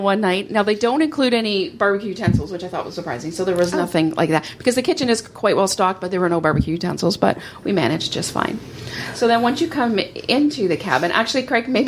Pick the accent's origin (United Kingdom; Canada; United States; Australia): Canada; I'm Canadian